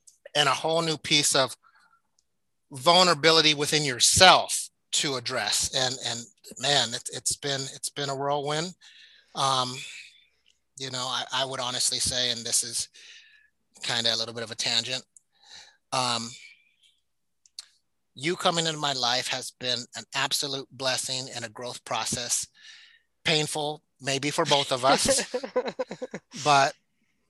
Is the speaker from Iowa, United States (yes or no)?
no; Alaska, United States; I grew up black kid in Alaska, African-American kid in Alaska